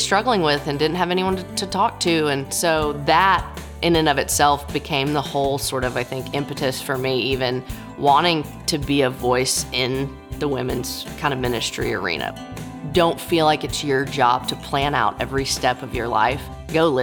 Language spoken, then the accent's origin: English; Nashville, Tennessee, United States; I am a Nashville native